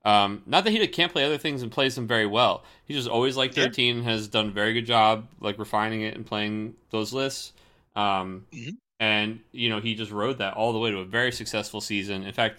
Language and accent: English; Seattle, Washington, United States